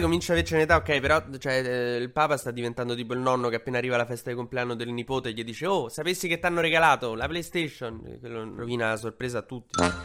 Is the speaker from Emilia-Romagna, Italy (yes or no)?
yes; Emilia-Romagna, Italy; moved away; io sono romagnolo d'origine